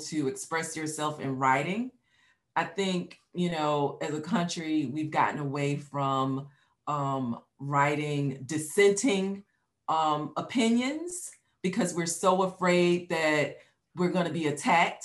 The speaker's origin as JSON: {"language": "English", "town": "New York City", "region": "New York", "country": "United States", "tie": "born or raised there", "said": "I was born in Brooklyn"}